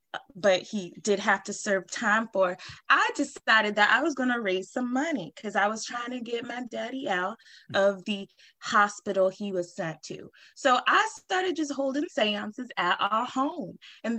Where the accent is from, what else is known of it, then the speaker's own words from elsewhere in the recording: New Orleans, Louisiana, United States; Well, I come from New Orleans, a long line of mediums down there.